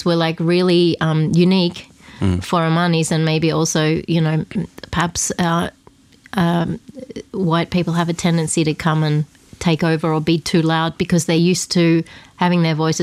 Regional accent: Australia; first language Estonian; now in Oman; everyone then was like, okay, now we're going to just be Australian

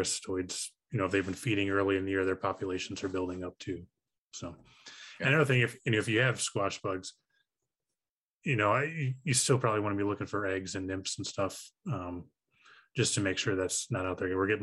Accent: Chicago, Illinois, United States; I'm from the Chicago area

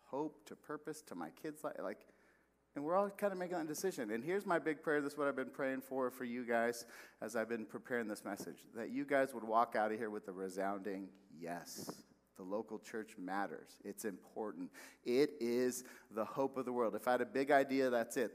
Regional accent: West Valley, Arizona, United States; moved away as an adult; also born or lived in Texas; I'm from the West Valley

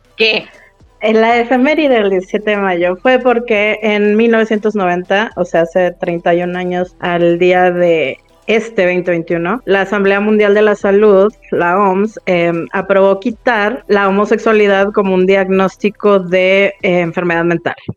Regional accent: Monterrey, Nuevo León, Mexico; also born or lived in Rio Grande, Texas, United States; soy de Monterrey, nacida en el Río Grande, Texas.

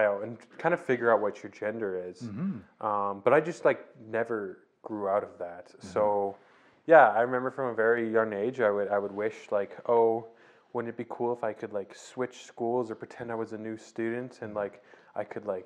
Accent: Didsbury, Alberta, Canada; also born or lived in Calgary, Alberta; I was born in Calgary. And pretty early on in my life, I moved to small town Didsbury, Alberta, just north of Calgary, where I spent actually my whole childhood there

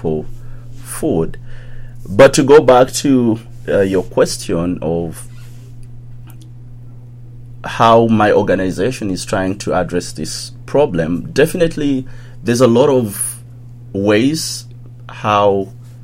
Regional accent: Uganda; I grew up in a little town like 1 hour away from the capital, which is Kampala

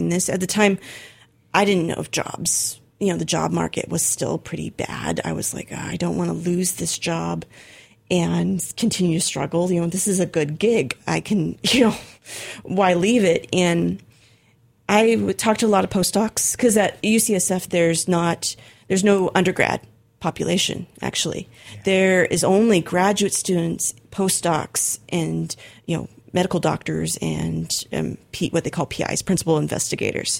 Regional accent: Arcata, California, United States; moved away as an adult; also born or lived in Berkeley, California; the university that was in my hometown, Humboldt State

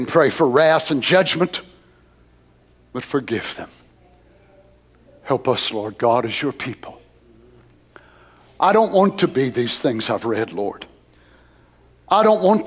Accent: Tennessee, United States; as a citizen of the United States, as a Tennessean

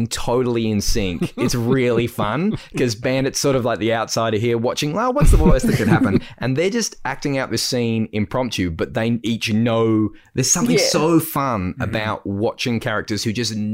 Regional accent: Australia; I deliver the mail in my hometown in the hills, and I actually deliver mail to my old primary school.

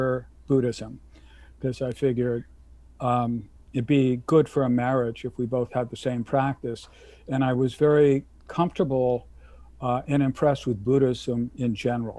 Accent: San Francisco, California, United States; moved away as an adult; also born or lived in Lesotho / Micronesia; now in Kailua, United States; I'm originally from San Francisco

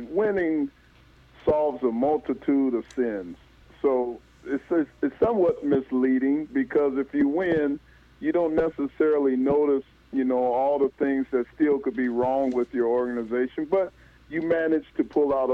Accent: Dayton, Ohio, United States; moved away; also born or lived in Los Angeles, California / Detroit, Michigan; I'm originally from Dayton, Ohio, and I went to UCLA on a football scholarship

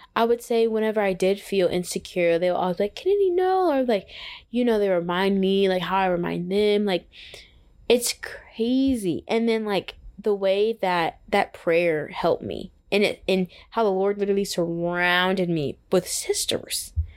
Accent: Texas, United States; moved away as an adult; now in Atlanta, United States; I'm from Texas.

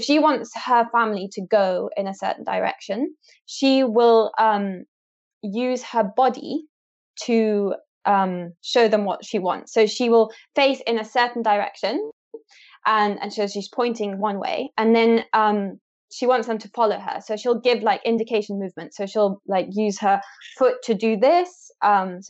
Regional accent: Kenya; I was born and raised in Kenya, where my parents studied and continue to study elephant communication and behavior.

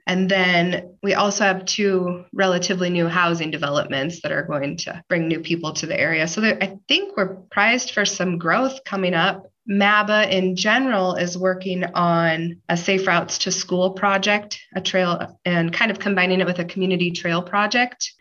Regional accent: Glenwood, Iowa, United States; also born or lived in Bellevue, Nebraska; now in Malvern, United States; I grew up in Glenwood, so I'm from Mills County

